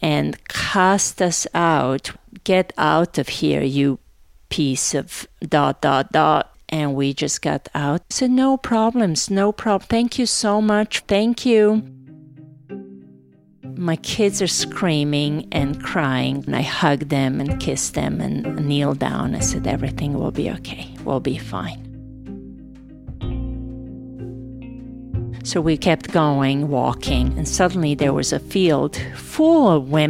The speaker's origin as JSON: {"language": "English", "town": "Novi Sad", "region": "Vojvodina", "country": "Serbia", "tie": "born or raised there", "also_born_or_lived": "Sarajevo, Bosnia and Herzegovina", "moved": "as an adult", "said": "going to my hometown"}